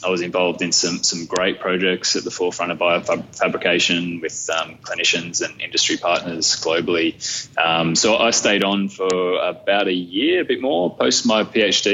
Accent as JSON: {"language": "English", "town": "Camden", "region": "New South Wales", "country": "Australia", "tie": "born or raised there", "said": "I grew up in Camden, so 45 minutes up the hill. Still live in Camden."}